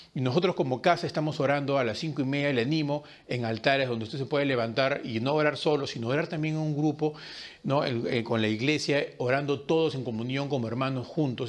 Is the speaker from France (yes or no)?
no; Peru; nosotros que como peruanos tenemos a veces ciertas costumbres